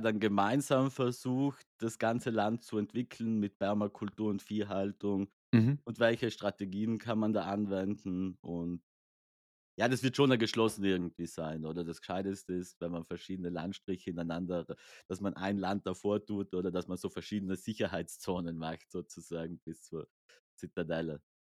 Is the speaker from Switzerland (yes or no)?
no; South Tyrol, Trentino-Alto Adige, Italy; ich komme aus Südtirol